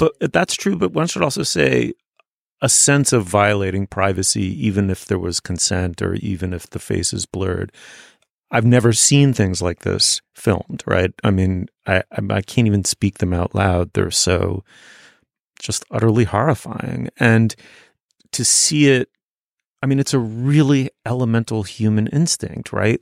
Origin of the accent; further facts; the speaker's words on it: New York City, New York, United States; Even though I was growing up in New York City, I was growing up in a starchy, waspy, in its own weird way, provincial corner of it